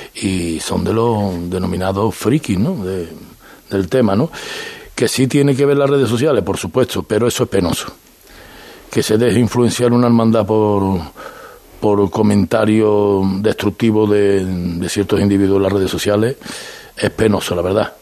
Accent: Seville, Andalusia, Spain; como sevillano

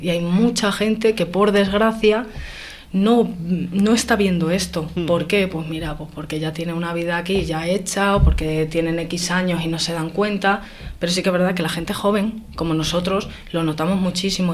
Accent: Béjar, Castile and León, Spain; decidí pues quedarme en Béjar, ya que era mi, ciudad natal, es donde me he criado, donde he vivido

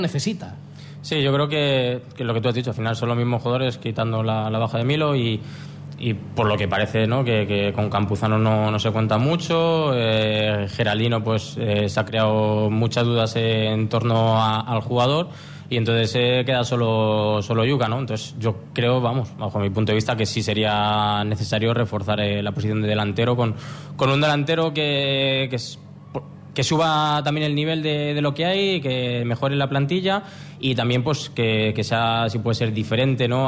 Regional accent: Móstoles, Community of Madrid, Spain; moved away as an adult; also born or lived in Gijón, Asturias; now in Asturias, Spain; mostoleño de nacimiento, pero pero no es que quiera ya eh, sentirme poco mostoleño, pero sí es verdad que, me siento ya un gijonés y un asturiano más

